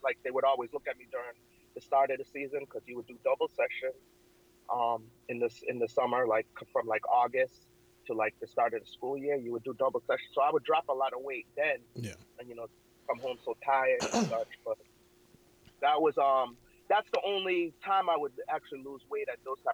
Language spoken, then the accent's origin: English; Waltham, Massachusetts, United States; also born or lived in Jamaica; I grew up in, in Massachusetts